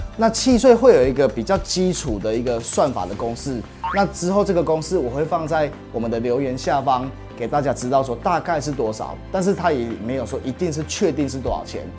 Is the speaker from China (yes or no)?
no; Taiwan; 所以我们台湾人好客的一个习惯